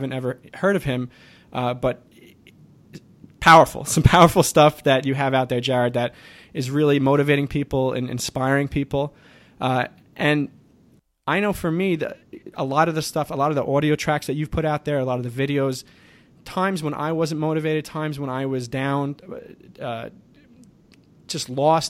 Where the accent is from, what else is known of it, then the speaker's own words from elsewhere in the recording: Long Island, New York, United States; We actually come from the same island, Long Island